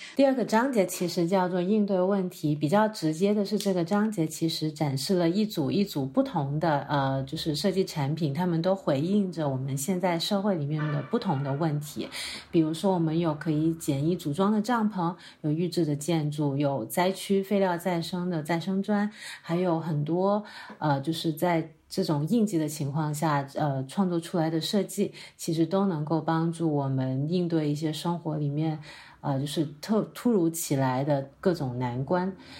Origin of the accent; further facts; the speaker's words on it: Guangzhou, Guangdong, China; first language Cantonese; Chinese is a second language; 我是广州人，所以呢，我是一个很努力地说普通话的一位粤语使用母语者